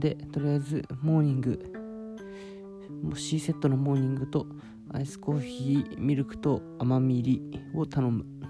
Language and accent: Japanese; Shizuoka, Japan; moved away; 自分が静岡出身で